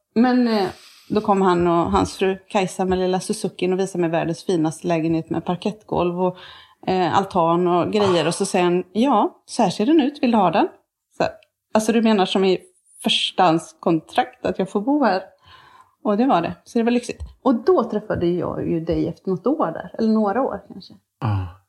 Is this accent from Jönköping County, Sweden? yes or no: no; Tibro, Västra Götaland, Sweden; accent: some kind of western; moved away; also born or lived in Motala; sen flyttade vi till Tibro där min farmor och farfar är ifrån